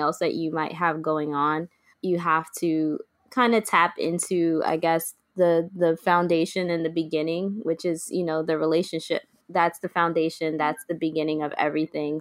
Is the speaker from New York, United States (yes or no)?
yes; New York City, New York, United States; moved away as an adult; now in Brooklyn, United States; I'm originally from the Bronx